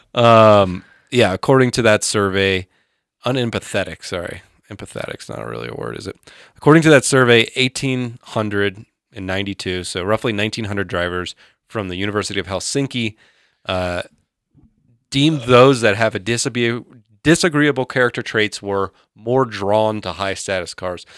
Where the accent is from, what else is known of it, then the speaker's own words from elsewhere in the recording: Georgia, United States; I grew up in Georgia pre-internet